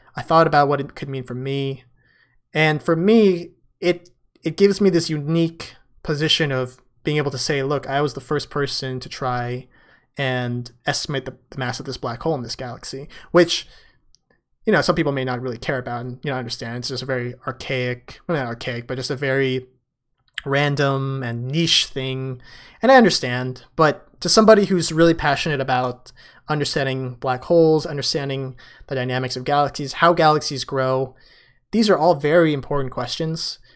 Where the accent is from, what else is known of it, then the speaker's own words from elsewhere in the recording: San Francisco, California, United States; San Francisco, my hometown.